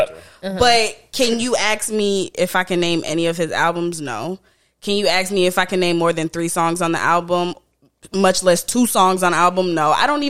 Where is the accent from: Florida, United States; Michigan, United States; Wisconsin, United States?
Florida, United States; also born or lived in Jamaica; now in Georgia, United States; So it's so weird because I was born there, but I wasn't really raised there. I was raised in Florida. So it's like, well, I live in Georgia, but I was from, you know, weird.